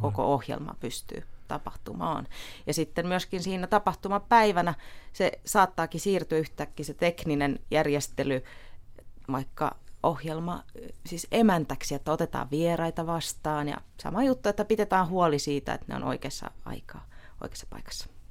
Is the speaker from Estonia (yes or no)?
yes; Tallinn, Harju County, Estonia; now in Finland; olen Virosta kotoisin